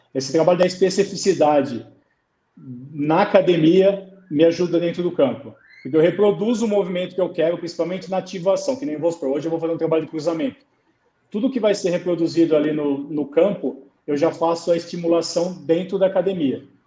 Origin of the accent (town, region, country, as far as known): Brazil; moved away as an adult; also born or lived in China